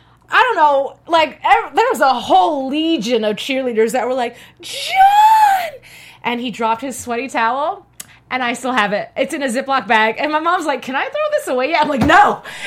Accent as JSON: {"language": "English", "town": "Las Vegas", "region": "Nevada", "country": "United States", "moved": "yes", "said": "So I came from Vegas back in the day"}